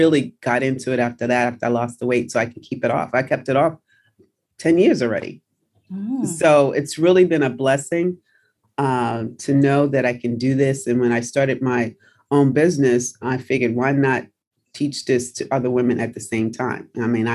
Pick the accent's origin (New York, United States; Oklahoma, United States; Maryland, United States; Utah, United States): New York, United States; New York City; also born or lived in New Jersey; I'm from New Jersey. I grew up in New York City